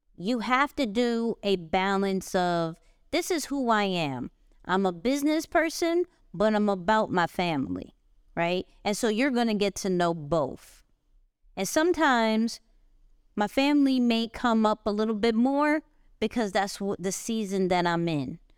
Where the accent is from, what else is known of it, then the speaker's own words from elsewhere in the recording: New York, United States; I'm a New Yorker